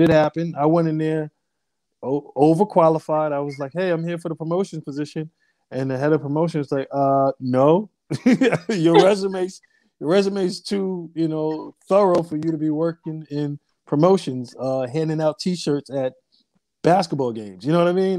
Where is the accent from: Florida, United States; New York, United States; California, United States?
New York, United States; Amityville; also born or lived in Brooklyn, New York / Hampton, Virginia / New Jersey / Harlem, New York; I was born in Brooklyn, raised in Long Island